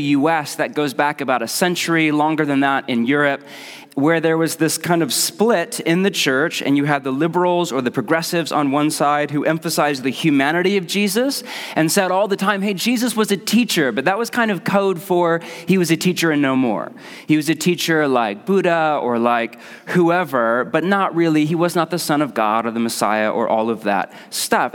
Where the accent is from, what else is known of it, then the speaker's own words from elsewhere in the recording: Portland, United States; I'm from Portland